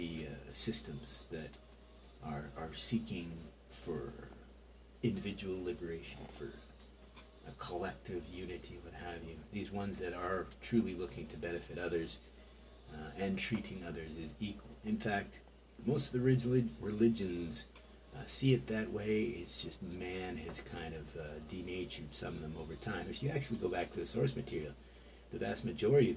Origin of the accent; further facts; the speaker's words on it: Canada; as a Canadian